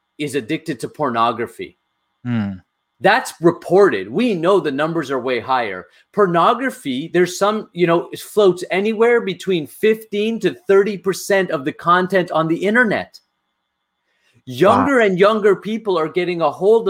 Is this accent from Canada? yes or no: yes; Canada; I grew up in North America